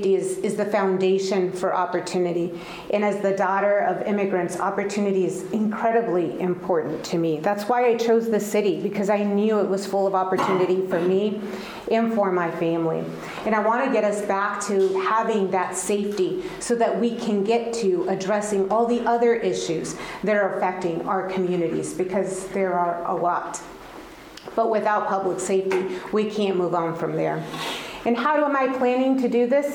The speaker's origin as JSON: {"language": "English", "town": "El Paso", "region": "Texas", "country": "United States", "tie": "born or raised there", "first_language": "Spanish", "second_language": "English", "moved": "as an adult", "lives_now": "Indianapolis, United States", "said": "I grew up in El Paso, Texas. I spoke Spanish and later learned English when I went"}